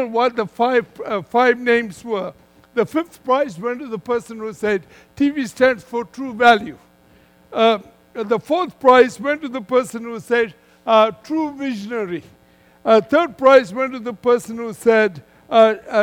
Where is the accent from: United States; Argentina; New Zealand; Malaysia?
Malaysia; moved away as an adult; So I come originally from Malaysia